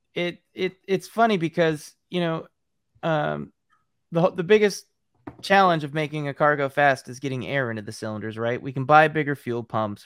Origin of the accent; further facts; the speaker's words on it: Ames, Iowa, United States; that's Iowa State Cyclone colors, my hometown.